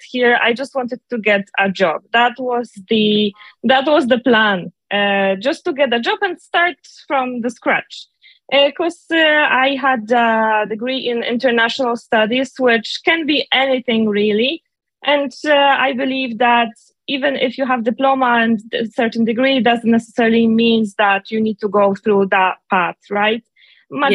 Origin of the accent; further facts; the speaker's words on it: Poland; moved away as an adult; now in Ireland; I'm from Poland as well.